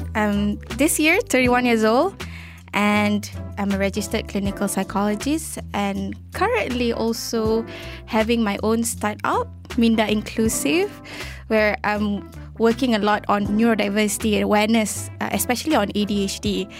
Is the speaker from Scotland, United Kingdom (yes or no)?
yes; Edinburgh, Scotland, United Kingdom; born there; also born or lived in Maldives / Turkey; An interesting fact about me is I was born in Edinburgh, in Scotland